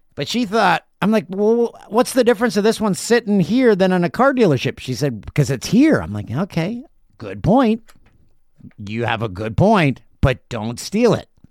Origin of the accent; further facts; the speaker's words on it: Peterborough, Ontario, Canada; My hometown, Peterborough